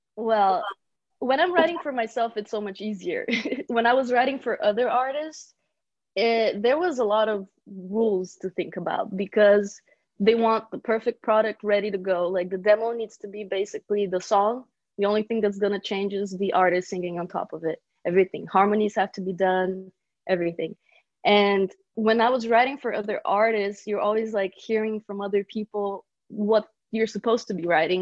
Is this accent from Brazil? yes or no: yes; Brazil; moved away as an adult; also born or lived in Bulgaria; now in Los Angeles, United States; I was born in Bulgaria and then I moved to Brazil when I was a kid, four years old. I was raised there.